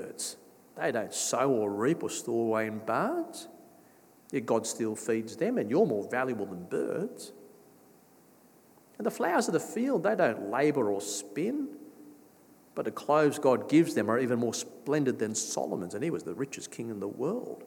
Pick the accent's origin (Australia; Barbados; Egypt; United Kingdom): Australia; I grew up in Australia.